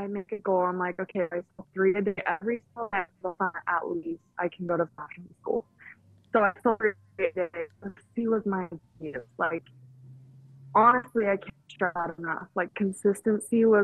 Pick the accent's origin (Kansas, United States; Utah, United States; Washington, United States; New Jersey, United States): Utah, United States; Orem; also born or lived in Provo, Utah; I came from a small town. I came from Orem, Utah